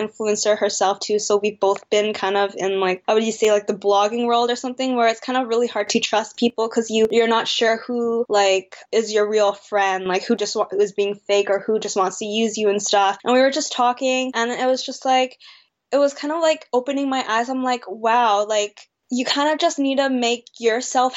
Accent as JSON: {"language": "English", "country": "Canada", "tie": "born or raised there", "also_born_or_lived": "Vancouver, British Columbia", "said": "I'm Canadian-born Chinese. I do not speak any Chinese whatsoever"}